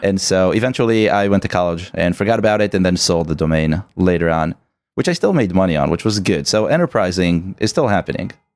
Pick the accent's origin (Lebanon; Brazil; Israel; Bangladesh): Israel; moved away; I'm originally from Israel, born